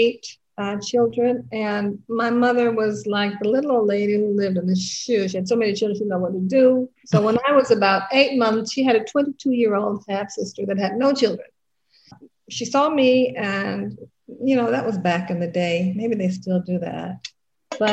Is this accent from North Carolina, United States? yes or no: yes; North Carolina, United States; moved away as an adult; also born or lived in New Jersey / New York; now in Switzerland; I'm from North Carolina. I grew up in the 60s, 70s, and young woman in the 80s